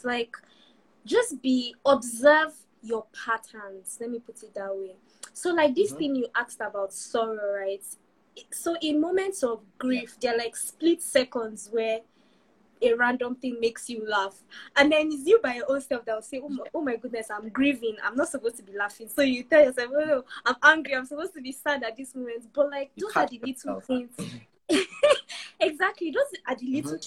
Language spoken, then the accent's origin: English; Nigeria; moved away as an adult; also born or lived in United Kingdom; last year was the first time I moved away from Nigeria. I was in the UK all by myself for a whole year